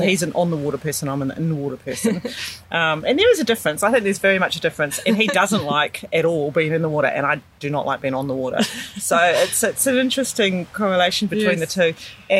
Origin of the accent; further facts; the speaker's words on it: New Zealand; now in Sydney, Australia; Yes, I'm a Kiwi sister. but we came over here in 96. And so we've been here for 24 years. Basically lived around this area.